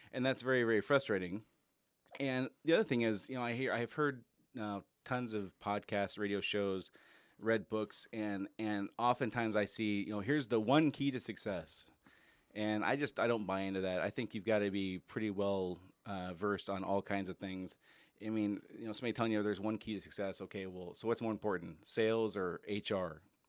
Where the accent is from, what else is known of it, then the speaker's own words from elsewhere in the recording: Enumclaw, Washington, United States; also born or lived in Casper, United States; I was born in Casper, Wyoming, and I think I went to 16 schools growing up, something like that. We moved all around the place. Ended up out here in the late 80s when I was in sixth grade and moved to Enumclaw